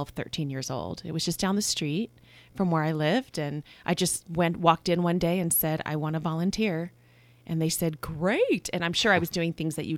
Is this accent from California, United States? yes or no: yes; Napa, California, United States; born or raised there; also born or lived in Vallejo, California